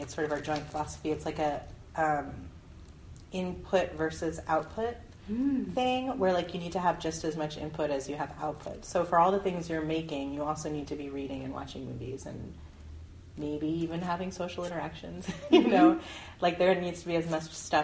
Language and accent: English; Westchester, New York, United States; also born or lived in Vancouver; I was raised in an upper middle class town in Westchester, New York.